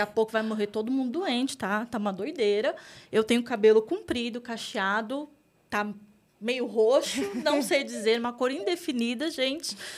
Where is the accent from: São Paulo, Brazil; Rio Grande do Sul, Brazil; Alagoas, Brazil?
São Paulo, Brazil; Taboão da Serra; eu vim de Taboão da Serra, a gente estava até falando isso uhum. agora há pouco. Para quem não conhece, Taboão da Serra tá ali entre a Zona Oeste e a Zona Sul de São Paulo. É uma cidade periférica aqui de São Paulo. Então, eu cresci ali